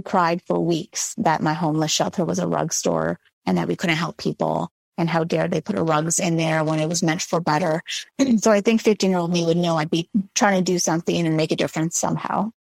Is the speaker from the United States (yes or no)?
no; Montreal, Quebec, Canada; I grew up in Montreal